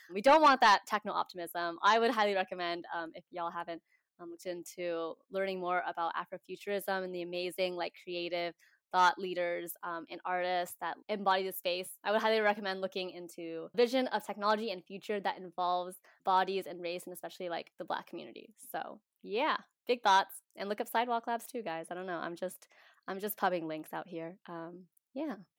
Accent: Washington, United States; now in Oakland, United States; I grew up in Washington State

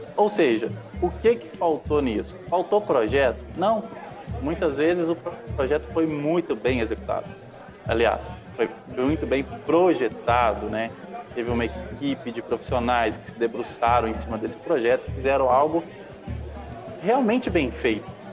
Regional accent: Minas Gerais, Brazil; accent: mineiro; o sotaque é mineiro

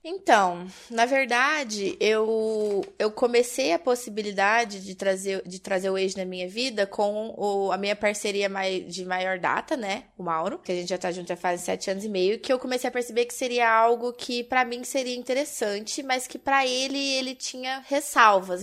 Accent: Minas Gerais, Brazil; Eu, eu sou mineira

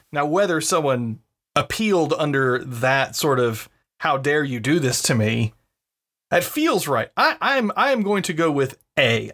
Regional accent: North Carolina, United States; moved away; growing up in North Carolina

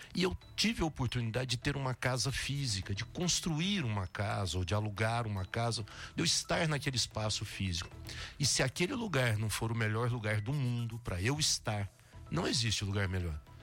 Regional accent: Três Lagoas, Mato Grosso do Sul, Brazil; moved away as an adult; now in Jequié, Brazil; Três Lagoas, no Mato Grosso do Sul, de onde eu sou

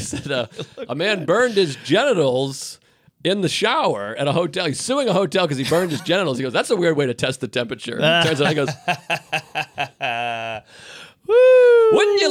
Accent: Boston, Massachusetts, United States; moved away; I was from Boston originally

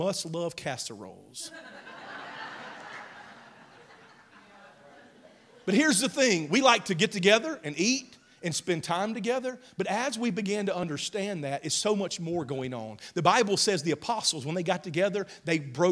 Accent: Mississippi, United States; now in Oklahoma, United States; I grew up in Mississippi.

